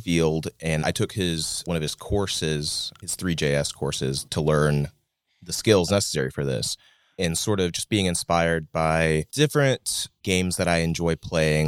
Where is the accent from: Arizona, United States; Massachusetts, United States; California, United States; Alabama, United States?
Alabama, United States; Athens; moved away as an adult; now in Huntsville, United States; I grew up in Athens, so not too far away from Huntsville, but I've been here since twenty eighteen in the city proper